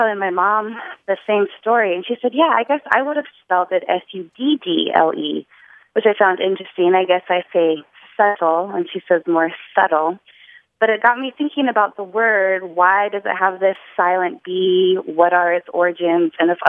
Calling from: New Orleans, Louisiana, United States; Hi, this is …. I'm calling from New Orleans.

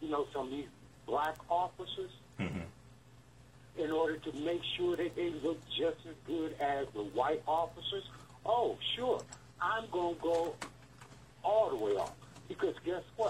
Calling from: Detroit, Michigan, United States; I'm calling from Detroit

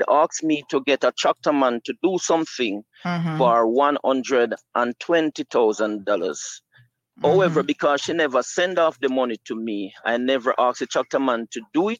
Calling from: Jamaica; I am calling from Jamaica.

